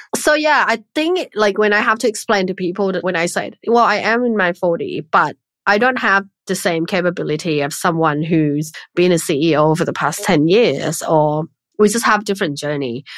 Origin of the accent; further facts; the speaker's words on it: Thailand; when I was growing up in Thailand